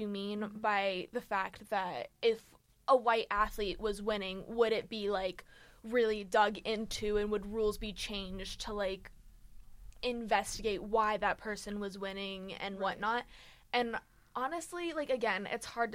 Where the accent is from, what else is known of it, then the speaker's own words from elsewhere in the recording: United States; I'm American